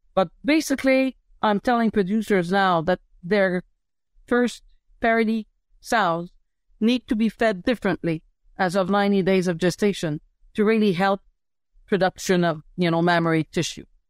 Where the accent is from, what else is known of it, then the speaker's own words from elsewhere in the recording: Montreal, Quebec, Canada; moved away as an adult; also born or lived in Saskatchewan / Pennsylvania, United States; I'm a city girl. I come from Montreal City